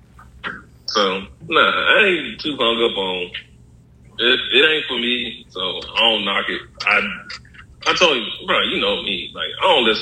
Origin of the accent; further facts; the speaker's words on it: Mississippi, United States; I was born in Mississippi